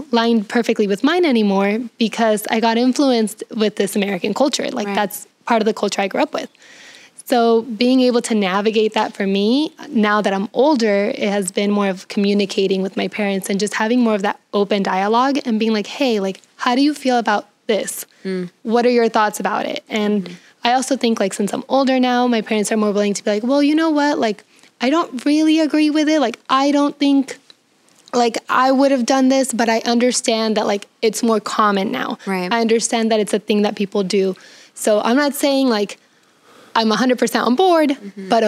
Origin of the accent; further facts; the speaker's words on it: San Diego, California, United States; because I was growing up in San Diego, so it's a very liberal culture.